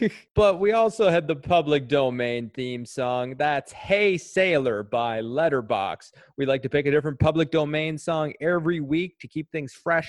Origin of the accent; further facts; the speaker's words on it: Eastern Prince Edward Island, Canada; I grew up in Eastern Prince Edward Island throughout my whole childhood.